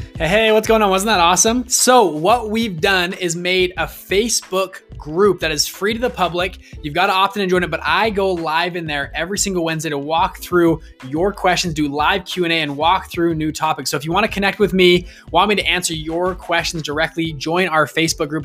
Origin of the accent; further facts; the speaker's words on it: Salt Lake City, Utah, United States; I'm from Salt Lake City, Utah